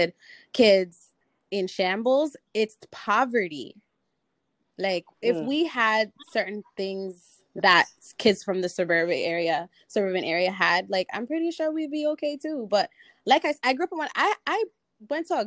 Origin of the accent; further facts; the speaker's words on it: Toronto, Ontario, Canada; I grew up in Jen and Finch